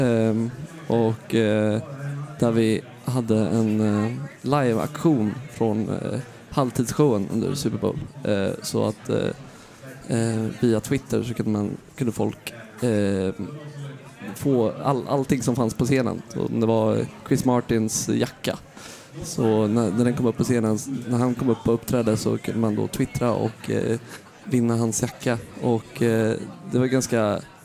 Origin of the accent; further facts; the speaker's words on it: Sweden; moved away as an adult; also born or lived in Amsterdam, Netherlands; now in New York, United States; som svensk